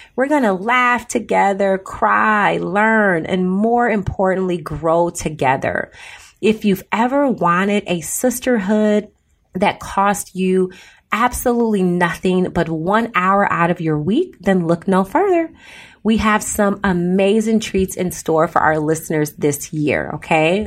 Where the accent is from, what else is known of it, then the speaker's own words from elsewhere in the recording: Chicago, Illinois, United States; I grew up in Chicago